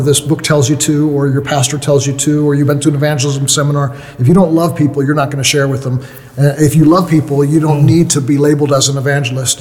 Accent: United States; i'm from the united states

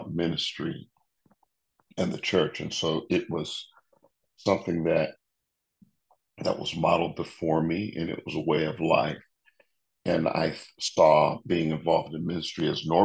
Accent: Detroit, Michigan, United States; moved away as an adult; also born or lived in Amherst, Massachusetts; now in Waco, United States; I grew up in Detroit.

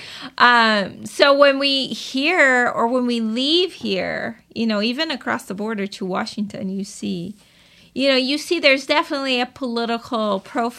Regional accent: Brazil; moved away; I'm from Brazil

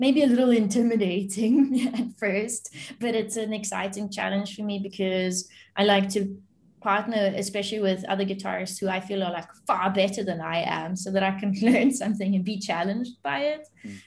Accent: South Africa; I'm South African and I'm born here

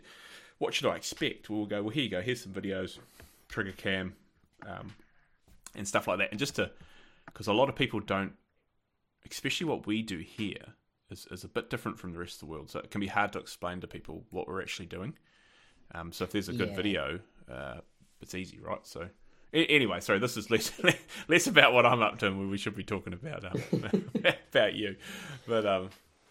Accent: New Zealand; I'm from New Zealand

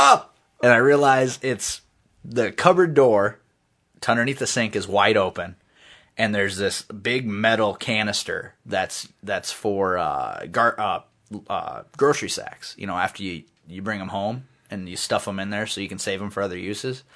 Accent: United States; being an American

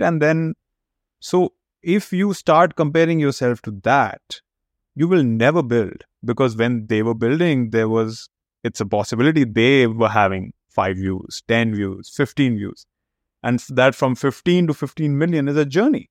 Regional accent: India; moved away as an adult; also born or lived in United States / Chicago; now in Canada; I was born and brought up in India

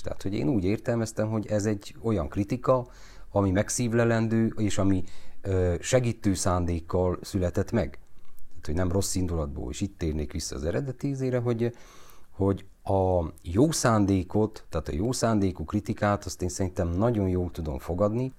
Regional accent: Romania; ahol én felnőttem, az a forradalom negyed, a régi augusztus 23

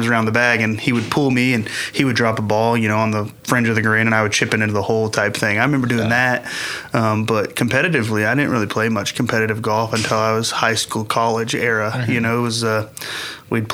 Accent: Tulsa, Oklahoma, United States; I'm from Tulsa originally, from here

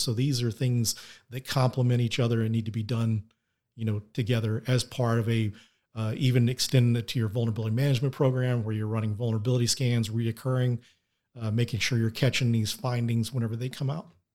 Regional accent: Denton, Texas, United States; Denton, Texas is my hometown

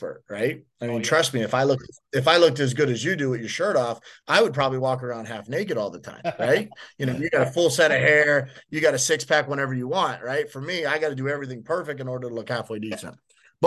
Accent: Miami, Florida, United States; I'm born and raised in Miami

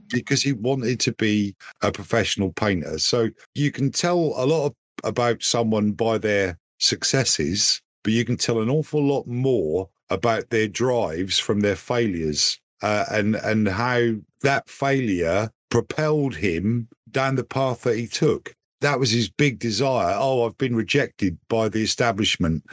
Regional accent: United Kingdom; 'cause I'm British

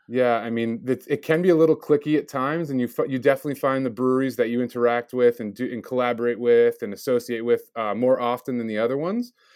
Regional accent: Milford, United States; born and raised in Milford, although I traveled around the country a bit, but I, I ended up graduating from Milford High School

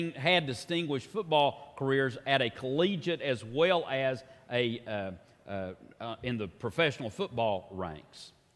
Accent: Tennessee, United States; like many Tennesseans

